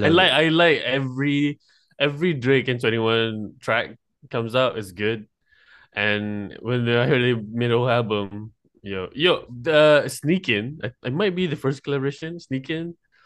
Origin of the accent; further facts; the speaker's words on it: Malaysia; from Malaysia.